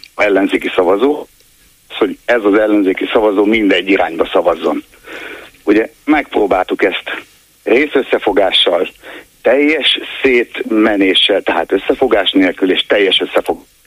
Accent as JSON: {"language": "Hungarian", "region": "Nógrád", "country": "Hungary", "tie": "born or raised there", "moved": "yes", "said": "egy Nógrád megyei eh, faluban jártam általános iskolába"}